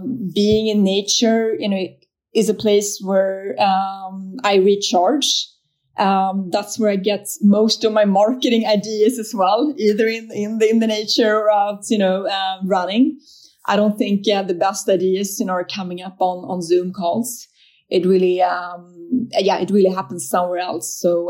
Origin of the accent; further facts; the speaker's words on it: Sweden; I grew up in Sweden in the 80s.